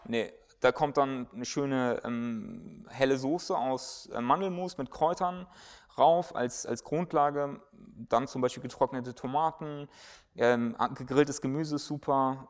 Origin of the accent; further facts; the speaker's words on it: Germany; wir als Deutsche